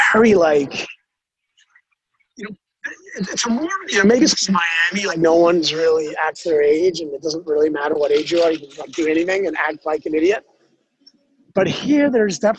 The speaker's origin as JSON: {"language": "English", "country": "Denmark", "tie": "born or raised there", "also_born_or_lived": "Copenhagen, Denmark", "accent": "twangy", "moved": "as an adult", "lives_now": "United States", "said": "I grew up in Denmark like in the 80s, 70s and 80s."}